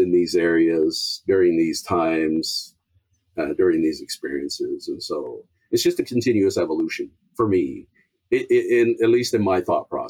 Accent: Samoa; He came from South Africa. I came from Samoa.

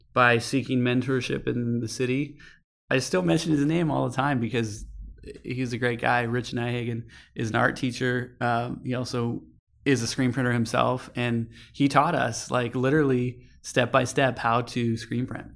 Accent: Ventura, California, United States; moved away as an adult; now in San Francisco, United States; I grew up in Ventura, California

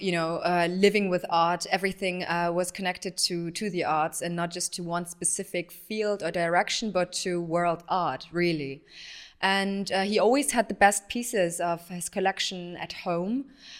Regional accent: Tehran, Tehran Province, Iran; born there; So I was born in Tehran. My parents met in Tehran and got married there.

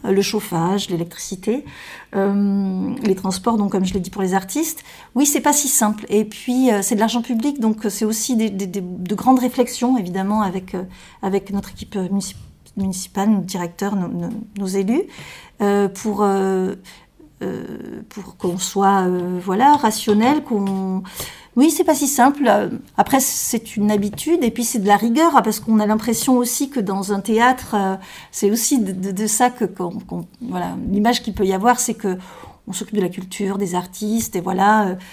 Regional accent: Marmande, Nouvelle-Aquitaine, France; moved away as an adult; also born or lived in Bordeaux; je suis née à Marmande, donc je suis une marmandaise, J'ai fait mes études à Marmande jusqu'au bac

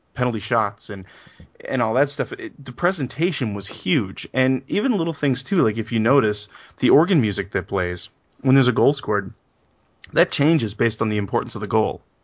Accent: Canada; growing up in Canada, this is a hockey country

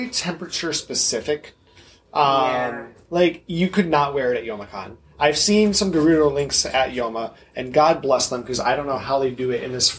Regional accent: Midwest, United States; as a Midwestern cosplayer

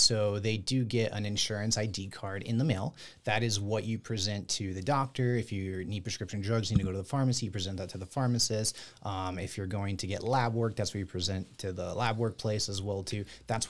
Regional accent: Texas, United States; us here in Texas. I'm from Texas.

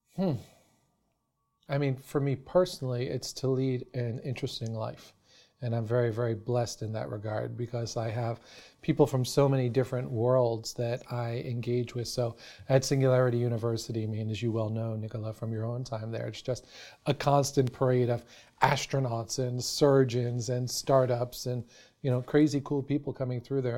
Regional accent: New York City, New York, United States; I grew up in New York City

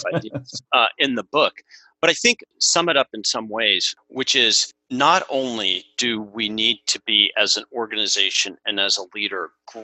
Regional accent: Portland, Oregon, United States; now in San Clemente, United States; I grew up in Portland, Oregon

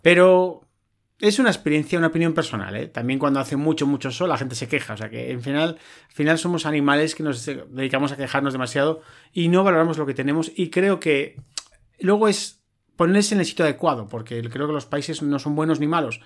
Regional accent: Madrid, Community of Madrid, Spain; Yo nací en Europa, en Madrid

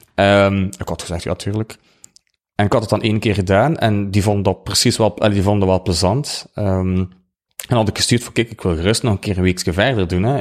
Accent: Ghent, Flanders, Belgium; accent: Ghent; now in West Flanders, Belgium; Ik, ik kom uit Gent, dat hoor je waarschijnlijk wel. Ik ben verhuisd naar West-Vlaanderen

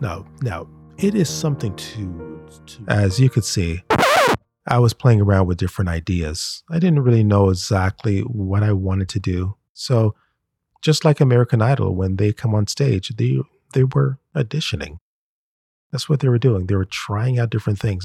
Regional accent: Canada; We Canadians

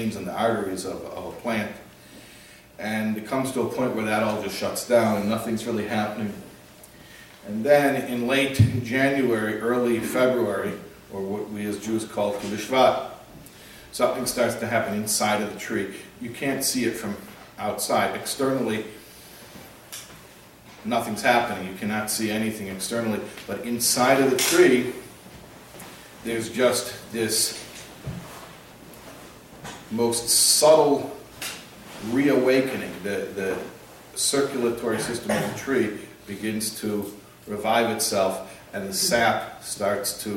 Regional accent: Chicago, Illinois, United States; I grew up in the Midwest in Chicago

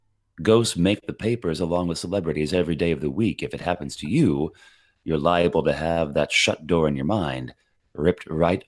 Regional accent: Indiana, United States; I'm from Indiana, a Hoosier born.

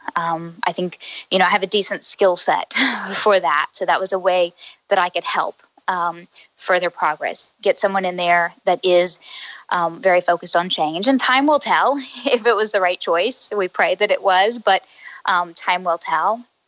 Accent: Oklahoma, United States; moved away as an adult; also born or lived in Houston; now in Boston, United States; I'm from Oklahoma. Um, I was raised there.

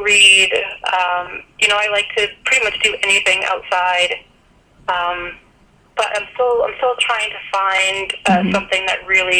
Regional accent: Maine, United States; I mean, growing up in Maine, as a kid, I climbed trees all the time.

